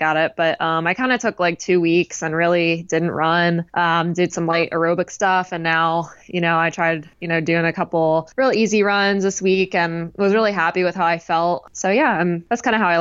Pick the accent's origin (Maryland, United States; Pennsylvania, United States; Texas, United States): Maryland, United States; where I grew up in Maryland is kind of I grew up right near the starting line of the JFK 50 mile